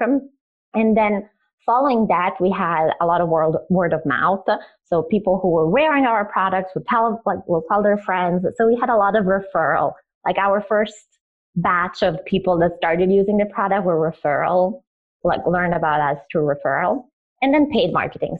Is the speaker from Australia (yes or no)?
no; Italy; also born or lived in Croatia; I am originally Croatian and I moved to Italy because Croatia was in the middle of a civil war. So I grew up in Italy as a refugee.